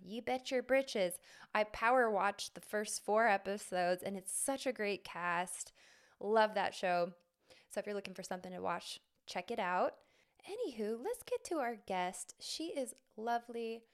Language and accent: English; Arizona, United States; my home state, Arizona